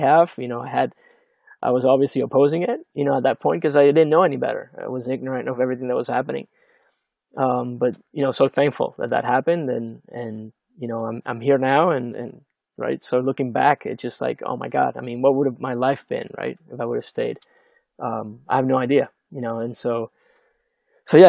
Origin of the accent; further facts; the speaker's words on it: Venezuela; moved away as an adult; I grew up in Venezuela